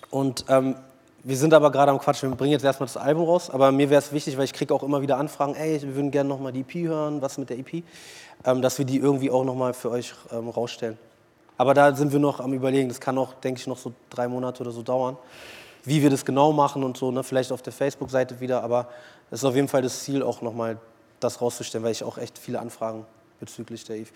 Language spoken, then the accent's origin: German; Berlin, Germany; Und Berlin liebe ich halt, ne? das ist meine Heimat. So, ich ich bin ja hier aufgewachsen, hier geboren. Und geht nichts über Berlin am Ende des Tages.